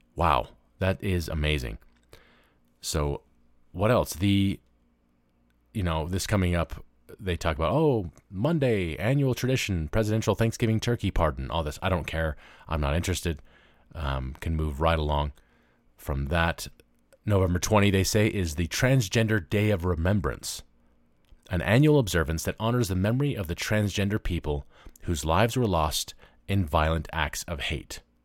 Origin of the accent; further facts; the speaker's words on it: Memphis, Tennessee, United States; moved away; I grew up in Memphis, Tennessee